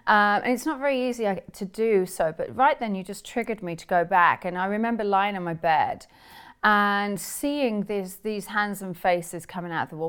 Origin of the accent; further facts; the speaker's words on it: England, United Kingdom; moved away as an adult; now in United States; growing up in England, um, although I live in America now